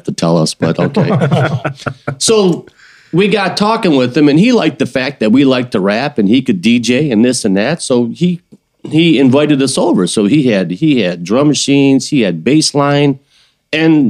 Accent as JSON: {"language": "English", "town": "Mount Clemens", "region": "Michigan", "country": "United States", "said": "from Mount Clemens"}